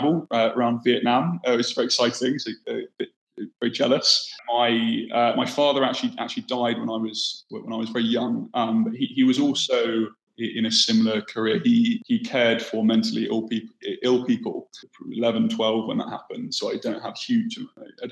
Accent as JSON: {"language": "English", "town": "Bournemouth", "region": "South West England", "country": "United Kingdom", "tie": "born or raised there", "moved": "as an adult", "said": "I grew up on the south coast in the UK, in a town called Bournemouth."}